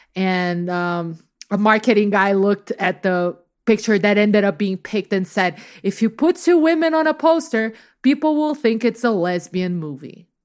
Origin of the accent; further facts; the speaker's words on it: Rio de Janeiro, Brazil; moved away; I grew up in Rio